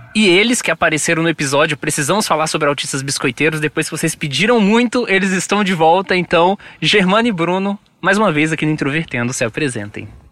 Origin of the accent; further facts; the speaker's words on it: Brazil; nós, né, que somos brasileiros